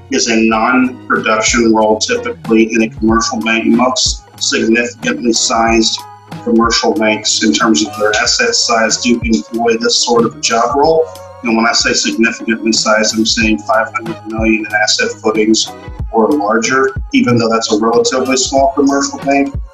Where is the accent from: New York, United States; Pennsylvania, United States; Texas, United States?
Texas, United States; Galveston; I'm from Galveston, Texas originally, moved here gotcha. back in 05.